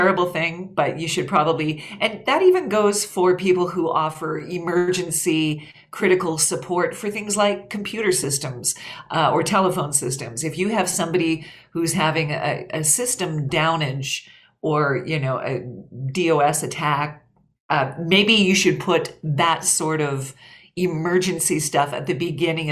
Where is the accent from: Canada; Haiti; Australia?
Canada; I'm Canadian.